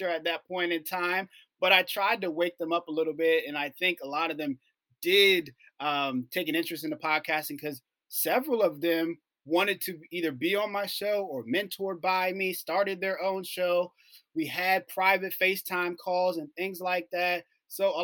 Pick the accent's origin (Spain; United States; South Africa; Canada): United States; Washington, District of Columbia; out of Washington, D.C., my hometown